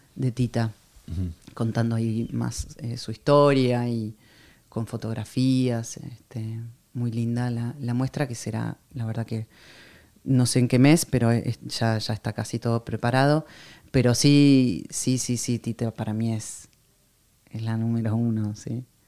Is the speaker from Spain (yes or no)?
no; Argentina; moved away; also born or lived in France; soy una cantante argentina